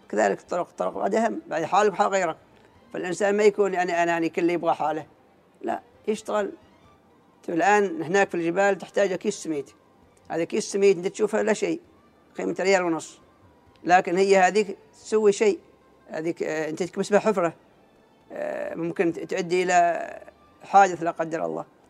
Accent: Oman; قريتنا قريه الغم

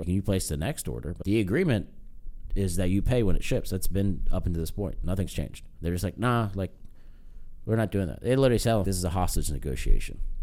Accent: United States; I'm American.

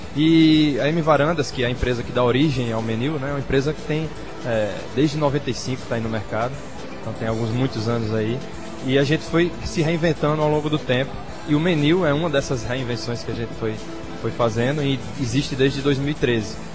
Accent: João Pessoa, Paraíba, Brazil; sabendo que eu sou daqui, sou de João Pessoa

